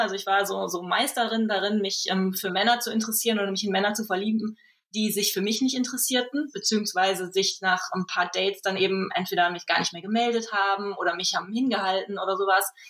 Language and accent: German; Germany; moved away as an adult; also born or lived in Düsseldorf; zum Studium nach Düsseldorf gegangen, was gar nicht so weit weg ist von meinem Heimatdorf